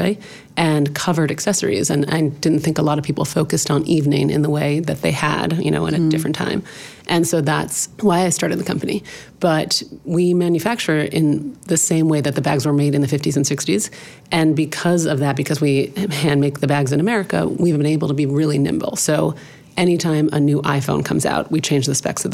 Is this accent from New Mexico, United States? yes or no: no; Los Angeles, California, United States; I grew up in Los Angeles